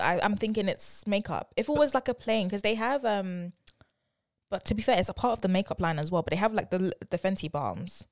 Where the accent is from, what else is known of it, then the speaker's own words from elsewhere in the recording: London, United Kingdom; I'm definitely from London